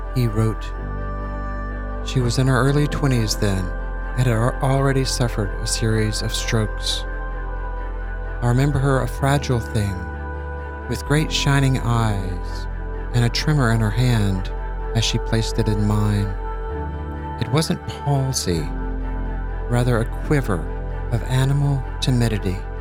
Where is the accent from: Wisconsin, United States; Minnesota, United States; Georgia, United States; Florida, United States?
Georgia, United States; Columbus; I grew up here in Columbus